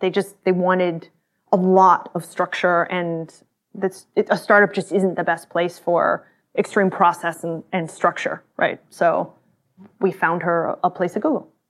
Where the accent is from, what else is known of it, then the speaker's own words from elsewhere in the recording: Austin, Texas, United States; I grew up in Texas, in Austin